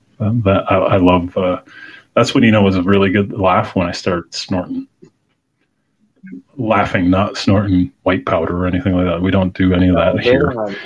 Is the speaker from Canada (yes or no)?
yes; Canada; But I do have a canoe because I'm Canadian.